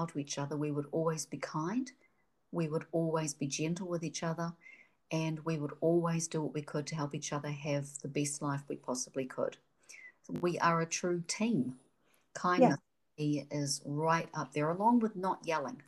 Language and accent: English; New Zealand; now in Seattle, United States; the Kiwi in me